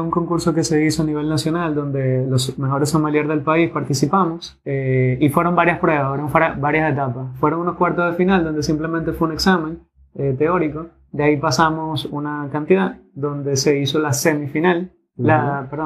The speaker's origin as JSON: {"language": "Spanish", "country": "Dominican Republic", "said": "primero de representada dominicana, que es mi tierra también"}